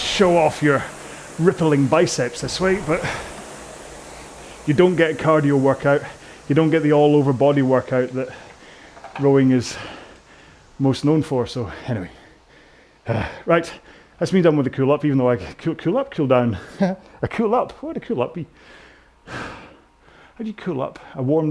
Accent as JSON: {"language": "English", "country": "United Kingdom", "said": "I'm so British"}